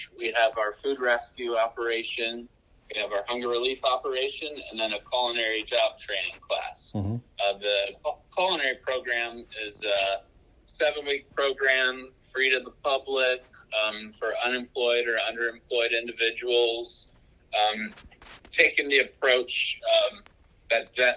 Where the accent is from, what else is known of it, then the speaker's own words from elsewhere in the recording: Hobart, Indiana, United States; moved away as an adult; now in Hamilton County, Indiana, United States; I'm a Hoosier through and through. I grew up in Northwest Indiana in the city of Hobart.